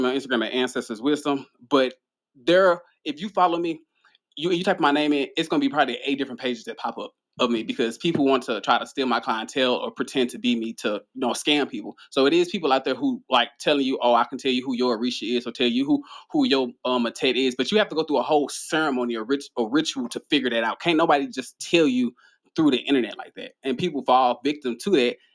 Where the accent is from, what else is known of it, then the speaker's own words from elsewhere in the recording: United States; I'm Haitian American. So I was born in America